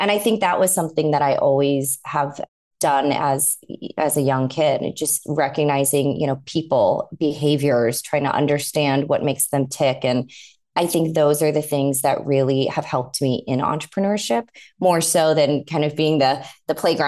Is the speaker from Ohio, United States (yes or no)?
no; San Diego, California, United States; moved away as an adult; now in New York, United States; San Diego is an incredible place to grow up.